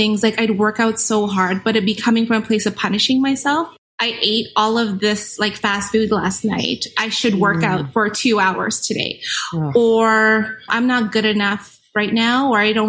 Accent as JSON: {"language": "English", "town": "Winnipeg", "region": "Manitoba", "country": "Canada", "said": "I'm from Winnipeg, Manitoba."}